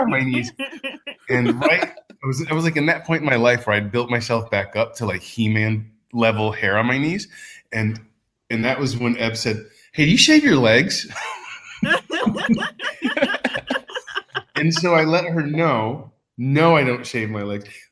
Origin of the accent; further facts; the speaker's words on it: Texas, United States; now in Porto, Portugal; a gay kid growing up in Texas